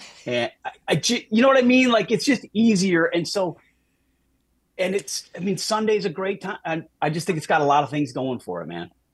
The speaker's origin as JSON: {"language": "English", "region": "Minnesota", "country": "United States", "tie": "born or raised there", "moved": "yes", "said": "I grew up in Minnesota"}